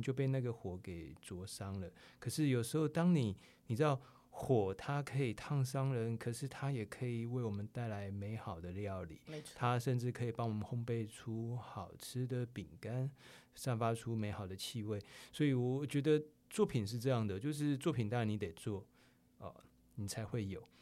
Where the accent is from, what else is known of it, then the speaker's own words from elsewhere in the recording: Taiwan; 我们台湾人